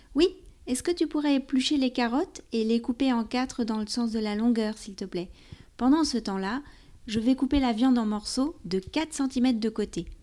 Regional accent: France; also born or lived in near Paris; je suis française, j'habite près de Paris

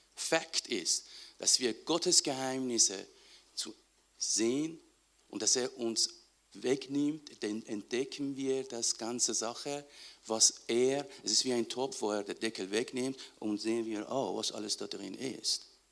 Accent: Iran; moved away; ich aus dem Iran

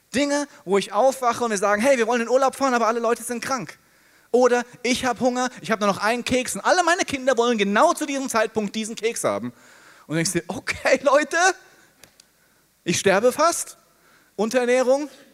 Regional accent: Hesse, Germany; Ich bin Hesse. In Hessen heißen die Frohschwätzer

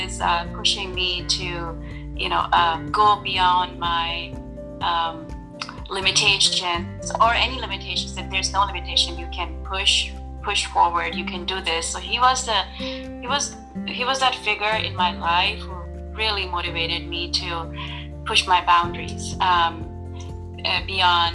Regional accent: Pakistan; moved away as an adult; I grew up in Pakistan mostly

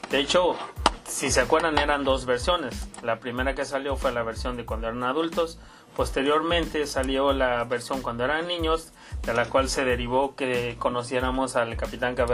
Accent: Hidalgo, Mexico; born there; also born or lived in Puebla; Bueno, yo originalmente soy del estado de Hidalgo. Ahí nací.

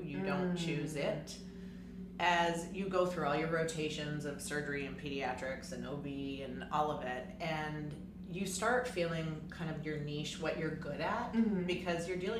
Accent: Toronto, Ontario, Canada; also born or lived in Montreal; I grew up in Canada, so I like to do a shout out to my 416 Toronto.

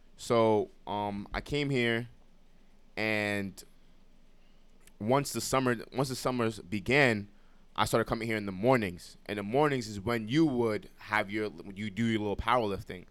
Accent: New York City, New York, United States; also born or lived in Brooklyn; Moved to the Bronx when I was, um, around, like, five, six. So, like, majority of, like, majority of my life I've been the Bronx

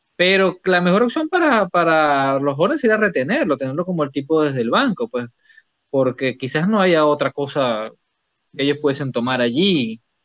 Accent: Venezuela; en Venezuela decimos cortanota

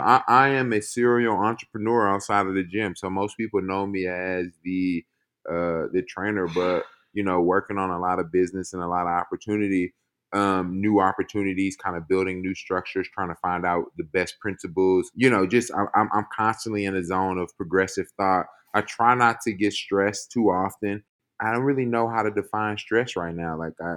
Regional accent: Missouri City, Texas, United States; So I grew up in Missouri City, Texas. I am 7 of 9.

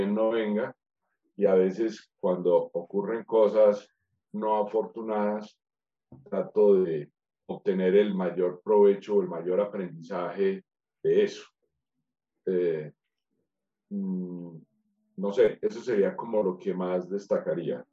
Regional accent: Manizales, Caldas, Colombia; Soy colombiano, manizaleño.

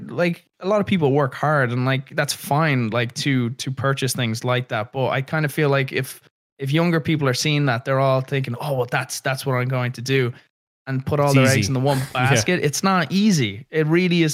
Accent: Ireland; growing up in Ireland

